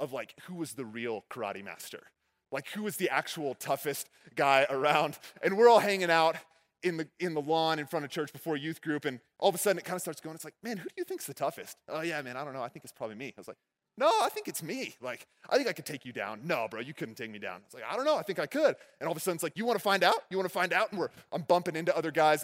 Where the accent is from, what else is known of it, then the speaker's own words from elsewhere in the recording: Texas, United States; When I was growing up in Texas, my dad owned a karate